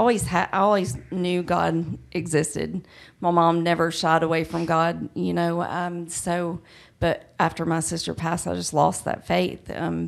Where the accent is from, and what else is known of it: Douglasville, Georgia, United States